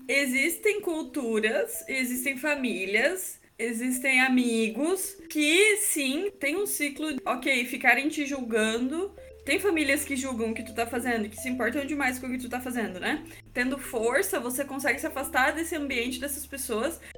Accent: Santa Catarina, Brazil; vim de Santa Catarina também

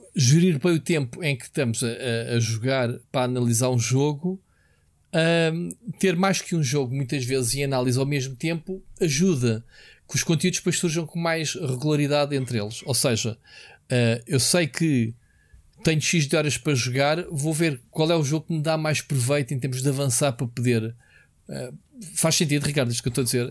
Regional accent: Portugal; somos tugas

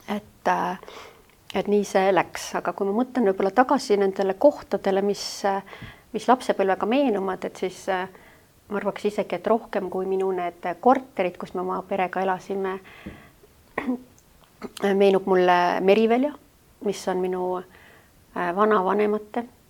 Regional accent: Tallinn, Harju County, Estonia; ma sündisin siis praegusel Rävala tänaval, mis kohe siin majas, mis on kohe Välisministeeriumi kõrval

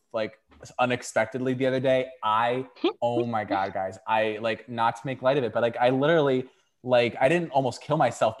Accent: New York, United States; I've born and raised in New York.

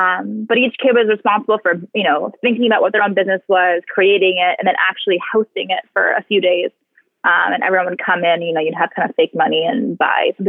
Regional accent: California, United States; now in Dallas, United States; I grew up so close to the ocean

